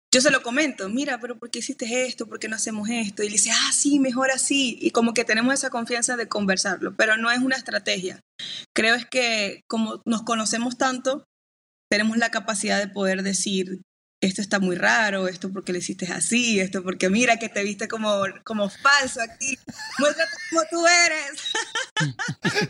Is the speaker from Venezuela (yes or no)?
yes; Maracaibo, Zulia, Venezuela